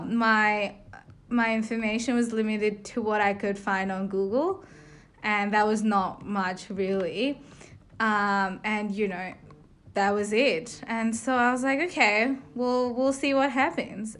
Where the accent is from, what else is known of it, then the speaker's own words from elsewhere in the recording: India; moved away as an adult; now in Melbourne, Australia; I'm from India. I moved to Australia about three years ago to study